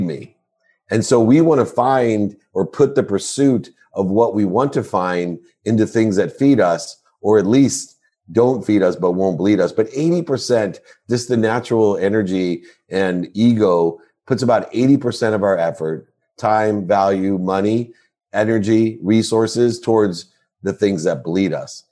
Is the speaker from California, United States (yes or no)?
no; Akron, Ohio, United States; I was born in Akron, Ohio